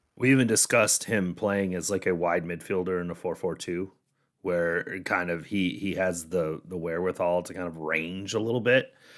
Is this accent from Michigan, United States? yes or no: yes; Michigan, United States; moved away; I'm from Michigan originally